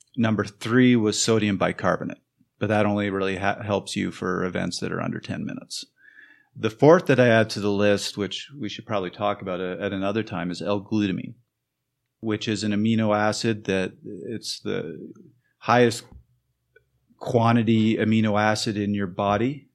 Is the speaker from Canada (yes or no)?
yes; Canada; moved away; I'm from Canada